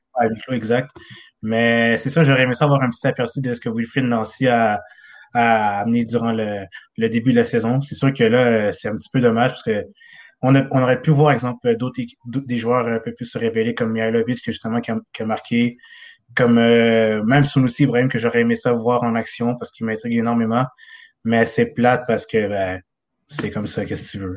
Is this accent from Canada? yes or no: yes; South Shore, Quebec, Canada; je suis de la Rive-Sud